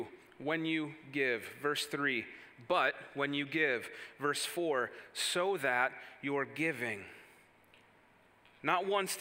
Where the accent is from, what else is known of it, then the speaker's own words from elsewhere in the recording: Wisconsin, United States; moved away as an adult; now in Indiana, United States; where I grew up in Wisconsin